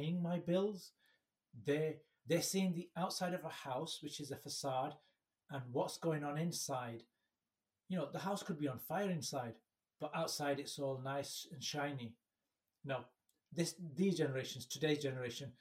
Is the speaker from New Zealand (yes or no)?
no; United Kingdom; born or raised there; first language English